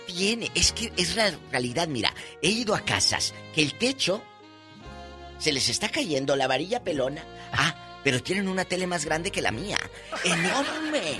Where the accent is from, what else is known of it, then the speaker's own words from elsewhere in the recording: Matamoros, Tamaulipas, Mexico; en mi tierra, en Matamoros, Tamaulipas